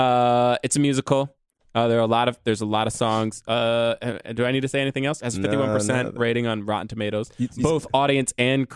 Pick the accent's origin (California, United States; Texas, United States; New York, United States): New York, United States; New York City; and I was born in Harlem